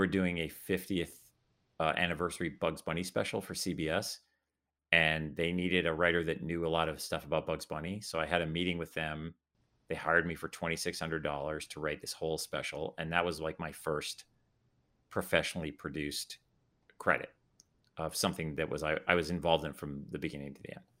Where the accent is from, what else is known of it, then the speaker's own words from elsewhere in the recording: Calgary, Alberta, Canada; now in United States; I grew up in Calgary